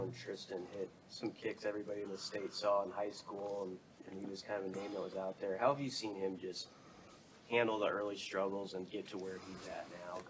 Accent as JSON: {"language": "English", "town": "Chicago", "region": "Illinois", "country": "United States", "said": "I'm from Chicago."}